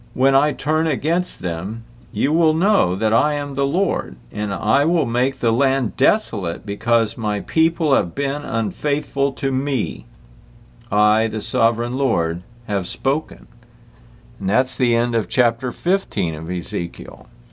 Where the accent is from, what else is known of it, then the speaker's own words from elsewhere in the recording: United States; I'm an American, I admit it.